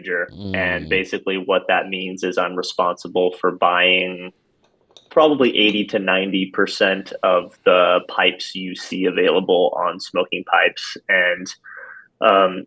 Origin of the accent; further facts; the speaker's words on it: Upland, Indiana, United States; moved away as an adult; also born or lived in Boston area, Massachusetts / Spain; I grew up in rural Indiana, about halfway between Fort Wayne and Indianapolis. For those Hoosiers out there, I'm from Upland.